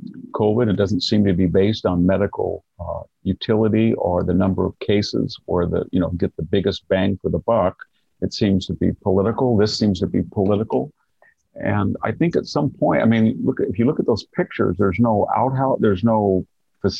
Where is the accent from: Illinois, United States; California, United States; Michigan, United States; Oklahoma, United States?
California, United States; Selma; My hometown